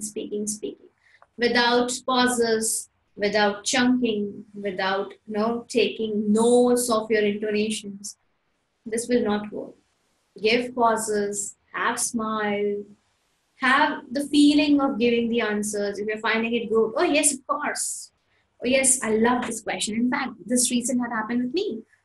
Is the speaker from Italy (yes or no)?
no; Ahmedabad, Gujarat, India; English is a second language; like I am born and brought up in Ahmedabad. And talking about Ahmedabad is a beautiful city.